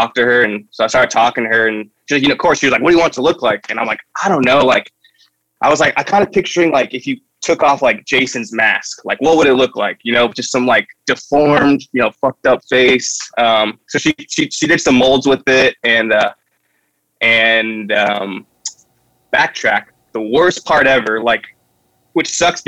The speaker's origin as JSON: {"language": "English", "town": "Santa Barbara", "region": "California", "country": "United States", "tie": "born or raised there", "said": "I'm from Santa Barbara. And at the time, there was a really good, like, punk hardcore scene, like, when I was in middle school and high school."}